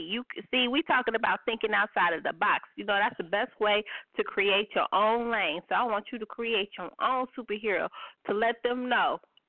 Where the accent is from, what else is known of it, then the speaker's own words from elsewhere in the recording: Bay Area, California, United States; I'm from Cali. I'm a Bay Area girl. So I'm a Niners fan.